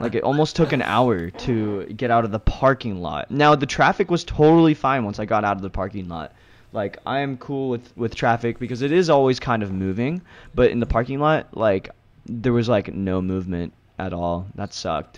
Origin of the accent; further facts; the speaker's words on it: Santa Rosa, California, United States; moved away as an adult; now in Los Angeles, United States; way up north, so it's, it's a little pocket called Santa Rosa